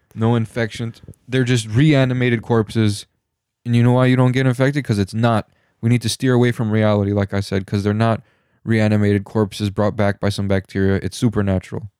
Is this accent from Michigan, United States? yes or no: yes; Michigan, United States; we're from Michigan